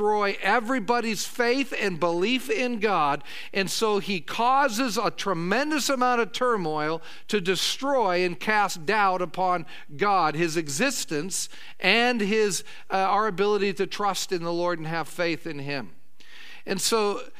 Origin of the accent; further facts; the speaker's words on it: Oregon coast, United States; was a boy growing up on the Oregon coast